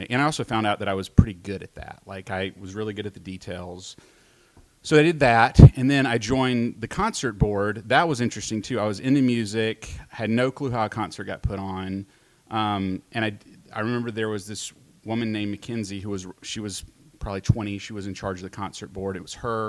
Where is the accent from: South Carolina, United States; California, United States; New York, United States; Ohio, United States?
South Carolina, United States; Greenville; I'm from Greenville, South Carolina, smallest suburb of Greenville